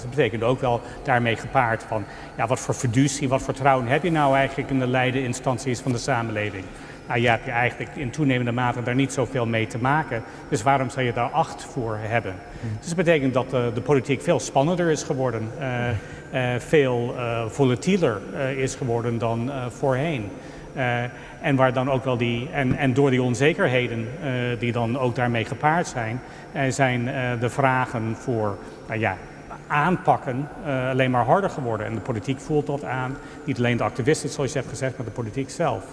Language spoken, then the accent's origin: Dutch; United States; now in Netherlands; ben ik niet als Amerikaan